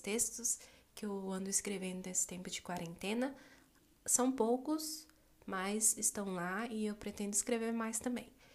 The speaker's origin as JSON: {"language": "Portuguese", "town": "Brasília", "region": "Federal District", "country": "Brazil", "tie": "born or raised there", "said": "sou brasileira, moro e nasci no Distrito Federal, aqui no quadradinho do Centro-Oeste brasileiro"}